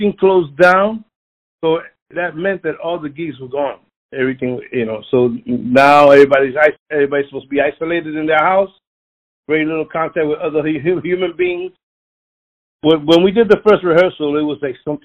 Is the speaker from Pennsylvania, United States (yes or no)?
yes; Philadelphia, Pennsylvania, United States; I was born in North Philadelphia